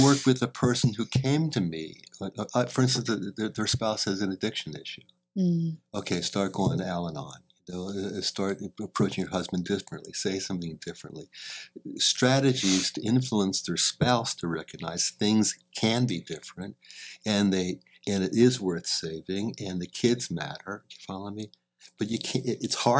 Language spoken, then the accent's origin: English; St. Petersburg, Florida, United States; I'm a northerner. Even though I grew up partly in St. Petersburg, Florida.